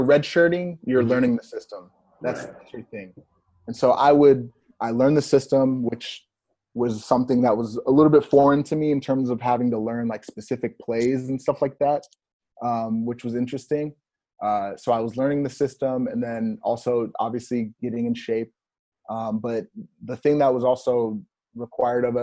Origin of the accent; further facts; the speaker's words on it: Texas, United States; moved away as an adult; I was from Texas